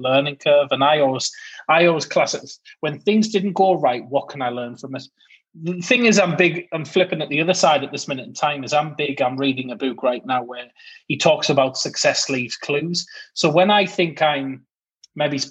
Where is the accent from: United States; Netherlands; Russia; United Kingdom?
United Kingdom; being British